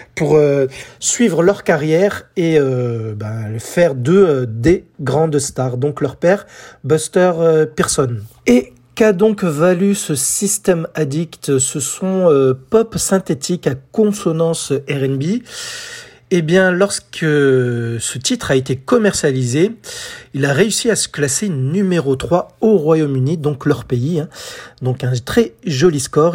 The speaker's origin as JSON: {"language": "French", "country": "France", "said": "chez nous en France"}